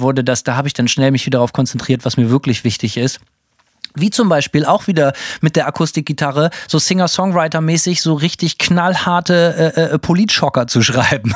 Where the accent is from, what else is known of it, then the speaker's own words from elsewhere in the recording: Bremen, Germany; bin bei uns in Bremen